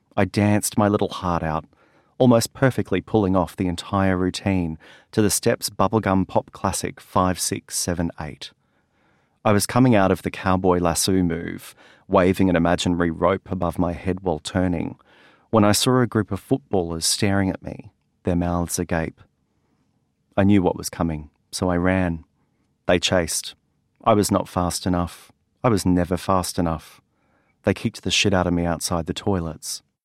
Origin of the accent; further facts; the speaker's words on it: Yeppoon, Queensland, Australia; Growing up in Yipoon